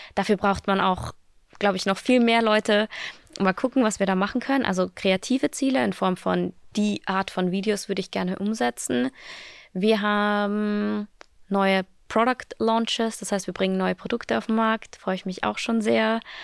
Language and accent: German; Austria; moved away as an adult; now in Berlin, Germany; ich bin ja aus Österreich, also ich bin, Österreich ist noch immer mein, meine mhm. Heimat